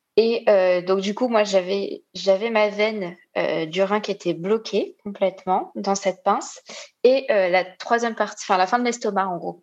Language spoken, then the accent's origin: French; Réunion; je viens de l'île de la Réunion